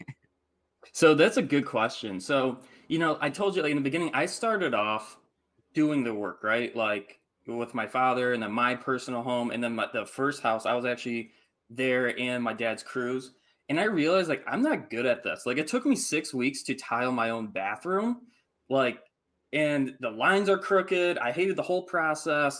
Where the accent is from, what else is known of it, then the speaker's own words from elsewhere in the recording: Michigan, United States; I grew up in Michigan, like in the Midwest, in the cold